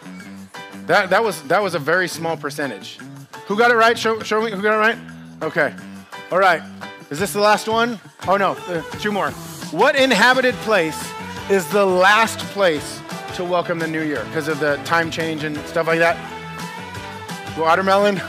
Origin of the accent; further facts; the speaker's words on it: United States; I'm American